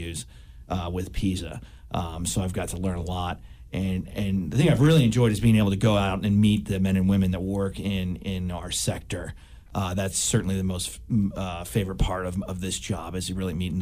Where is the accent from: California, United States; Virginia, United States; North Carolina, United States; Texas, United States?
Texas, United States; Houston; moved away as an adult; also born or lived in Washington, D.C.; I'm from Kingwood on the north side of town